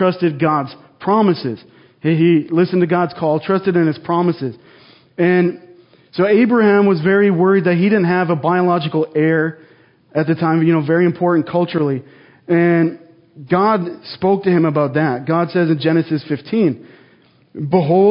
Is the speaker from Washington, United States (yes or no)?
no; North Dakota, United States; moved away as an adult; also born or lived in Jackpot, Nevada; now in Twin Falls, United States; I grew up in North Dakota, like I just said, about 1,000 miles away. And I lived there most of my life, went to college there